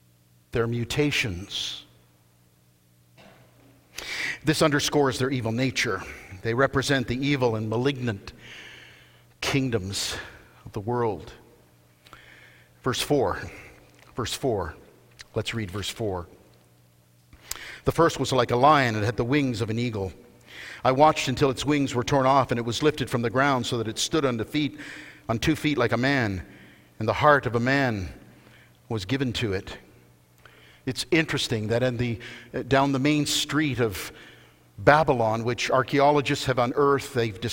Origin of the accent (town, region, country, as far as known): Canada